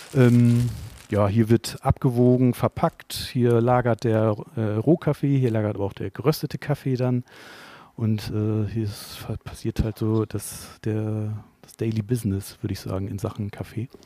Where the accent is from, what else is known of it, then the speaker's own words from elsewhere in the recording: Cuxhaven, Lower Saxony, Germany; now in Hamburg, Germany; Also ich komme aus Cuxhaven tatsächlich.